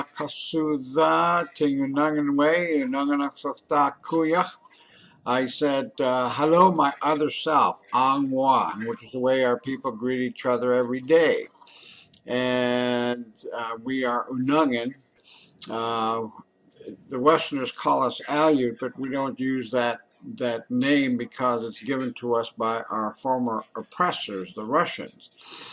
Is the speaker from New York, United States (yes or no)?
no; St. Paul, Alaska, United States; I was born and raised on St. Paul Island in the Pribilofs in the middle of the Bering Sea.